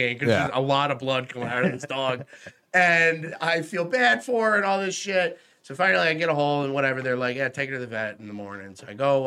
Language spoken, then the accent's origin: English; Cortland, New York, United States; moved away as an adult; now in New Jersey, United States; Growing up in Cortland